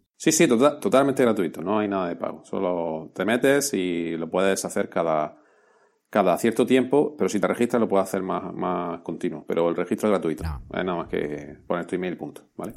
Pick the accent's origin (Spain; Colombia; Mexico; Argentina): Spain; somos españoles